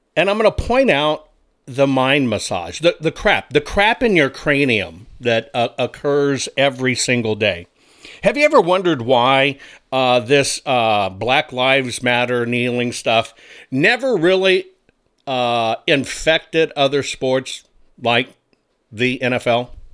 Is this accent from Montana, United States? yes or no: no; Texas, United States; at that time I grew up in Texas